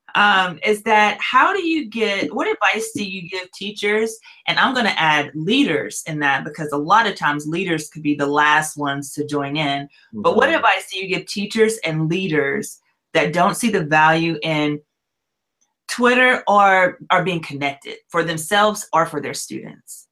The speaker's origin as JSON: {"language": "English", "region": "Louisiana", "country": "United States", "also_born_or_lived": "Gwinnett County, Georgia / Hickory, North Carolina", "moved": "yes", "lives_now": "Nashville, United States", "said": "I'm originally from Louisiana"}